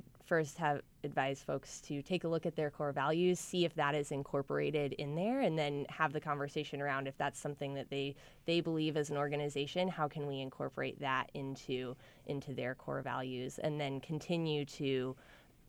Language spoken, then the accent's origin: English; Indianapolis, Indiana, United States; I'm from Irvington originally, I'm incredibly committed to the Indianapolis community